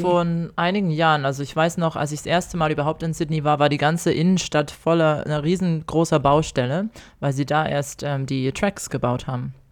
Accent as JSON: {"language": "German", "country": "Germany", "moved": "yes", "lives_now": "Australia", "said": "ich als Deutsche"}